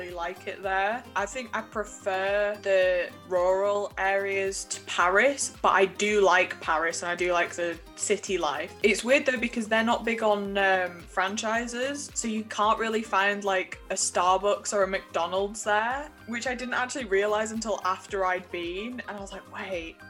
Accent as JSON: {"language": "English", "region": "the north of England", "country": "United Kingdom", "said": "the northerner in me"}